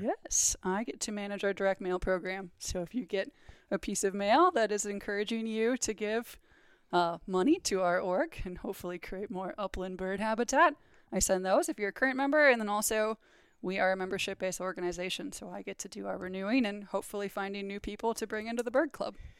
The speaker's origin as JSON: {"language": "English", "region": "Minnesota", "country": "United States", "said": "I am also from Minnesota"}